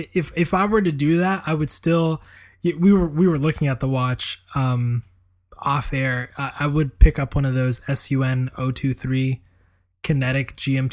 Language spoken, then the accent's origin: English; Florida, United States; growing up in South Florida, I mean, we knew a lot of people from Colombia